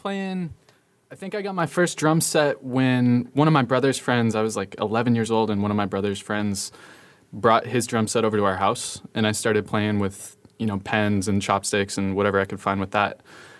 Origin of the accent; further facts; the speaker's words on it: Salt Lake City, Utah, United States; moved away as an adult; now in Portland, United States; I'm originally from Salt Lake City, actually.